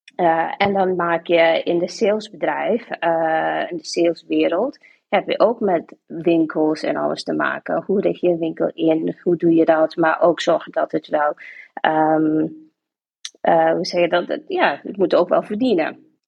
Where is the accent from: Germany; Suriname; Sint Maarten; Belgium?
Sint Maarten; moved away as an adult; now in Hilversum, Netherlands; ik ben van Sint Maarten, ik kom uit Sint Maarten. Eh, ben ik daar opgegroeid, geboren opgegroeid